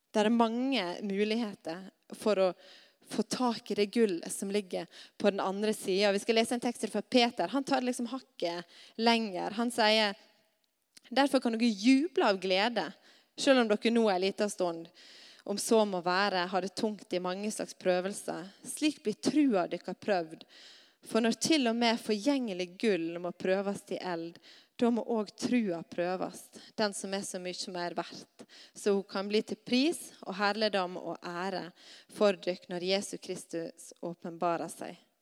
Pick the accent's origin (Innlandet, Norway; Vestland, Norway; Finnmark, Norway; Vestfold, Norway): Vestland, Norway; Stad; hjemme på Stad